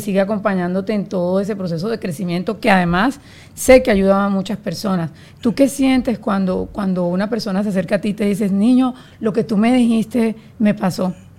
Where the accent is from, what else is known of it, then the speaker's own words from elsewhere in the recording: Colombia; yo soy colombiana